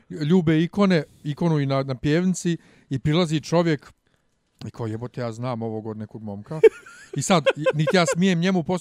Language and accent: Croatian; Bosnia & Herzegovina; now in Serbia; Kod nas u Bosni